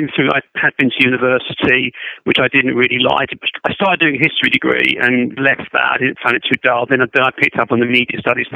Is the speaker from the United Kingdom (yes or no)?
yes; London, United Kingdom; I'm in London, where I've always been, so yes, I've not moved very far